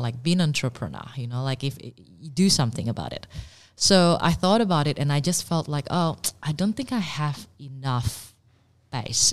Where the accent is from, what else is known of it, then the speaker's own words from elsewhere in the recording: Indonesia; also born or lived in Singapore / Paris, France; now in Melbourne, Australia; I was born in Indonesia and I did my college in Singapore